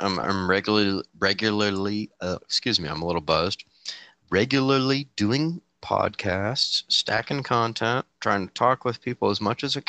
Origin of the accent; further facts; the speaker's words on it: Petaluma, California, United States; Petaluma, California.